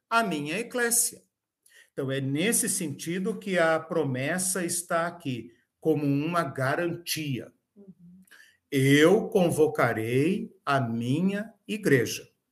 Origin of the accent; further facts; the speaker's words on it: Curitiba, Paraná, Brazil; como nós, né, brasileiros, curitibanos